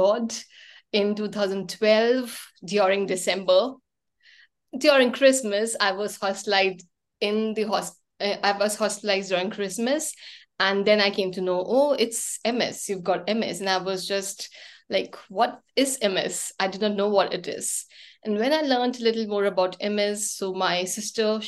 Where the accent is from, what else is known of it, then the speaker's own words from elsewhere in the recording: India; now in Mumbai, India; I'm from India and the city is Mumbai. And I actually shifted to Mumbai around 11 years back.